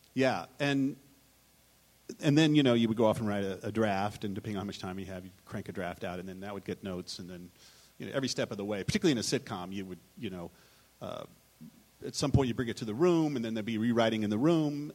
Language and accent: English; Texas, United States; I'm from Texas